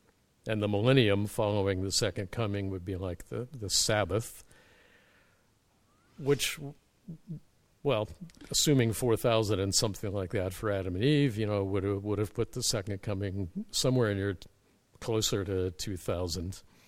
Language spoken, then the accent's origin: English; Canada; I'm a Canadian as an ecclesiastical refugee from the evangelical battle of Armageddon.